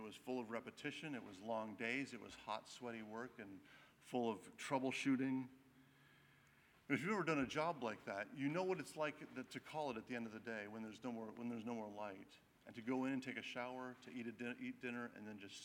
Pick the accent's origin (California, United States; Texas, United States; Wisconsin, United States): Wisconsin, United States; I grew up in Wisconsin, but my extended family was all in North Carolina